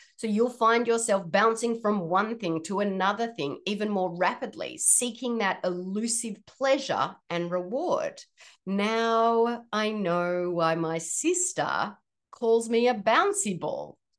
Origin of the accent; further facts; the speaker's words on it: Australia; moved away as an adult; now in Washington, United States; I'm originally from Australia, but I live in the state of Washington and have been here for almost nine years now.